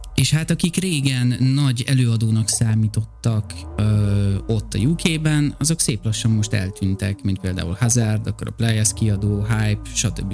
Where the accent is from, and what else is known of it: Hungary